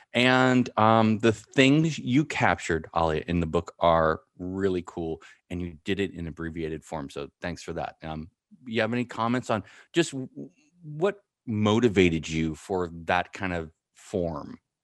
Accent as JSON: {"language": "English", "town": "San Francisco", "region": "California", "country": "United States", "tie": "born or raised there", "also_born_or_lived": "Marin County / East Bay / Big Horn, Wyoming", "said": "I grew up in San Francisco, in Marin County and the East Bay"}